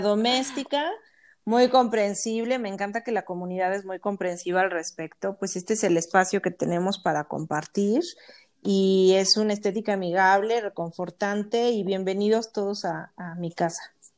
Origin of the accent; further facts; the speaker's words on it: Tlaxcala, Mexico; also born or lived in Puebla / Mexico City / Philadelphia; estudié en Puebla, soy de Tlaxcala, pero estudié en Puebla